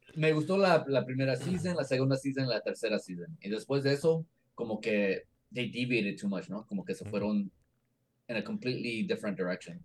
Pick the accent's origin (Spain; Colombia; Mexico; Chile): Mexico; siendo mexicano